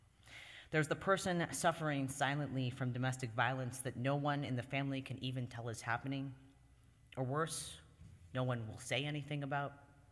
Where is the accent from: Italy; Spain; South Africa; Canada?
Canada; now in United States; every single year, at least half a dozen people remember that I'm Canadian and invite me to join their family